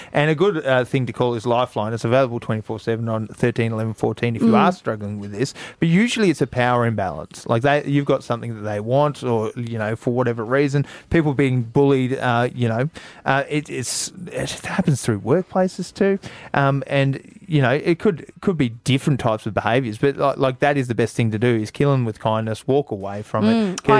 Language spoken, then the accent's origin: English; Burnie, Tasmania, Australia; now in Hobart, Australia; growing up in Burnie